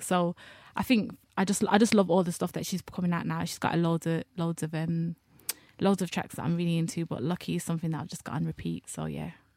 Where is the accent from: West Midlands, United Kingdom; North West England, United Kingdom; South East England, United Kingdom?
West Midlands, United Kingdom; Birmingham; I'm a heterosexual black girl from Birmingham